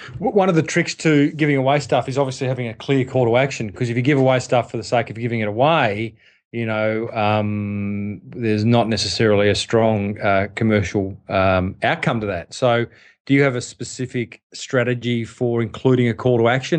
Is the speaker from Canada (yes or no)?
no; Australia; I was an Australian